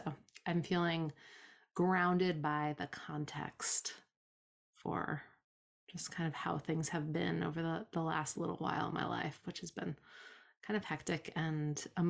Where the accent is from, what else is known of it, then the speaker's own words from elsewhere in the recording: Provincetown, Massachusetts, United States; I grew up here in Provincetown, which is the next town over, and I've left a bunch of times and always come back because I just like the way things are here.